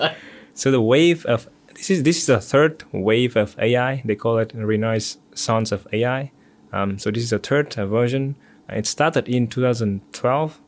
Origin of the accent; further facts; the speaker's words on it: Vietnam; moved away as an adult; also born or lived in Singapore; now in United States; Originally from Vietnam